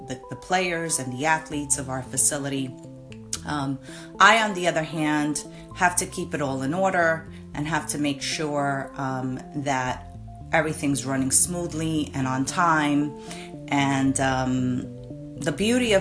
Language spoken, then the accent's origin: English; New York City, New York, United States; We're both from the Bronx. We love our community.